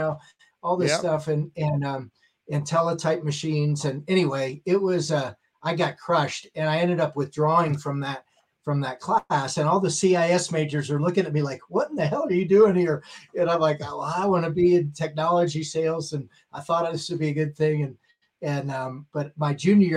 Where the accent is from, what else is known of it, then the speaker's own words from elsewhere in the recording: Worthington, Ohio, United States; moved away as an adult; also born or lived in Bethlehem, Pennsylvania / Dallas, Texas; I really, was living in Worthington, the Columbus area, went to Ohio State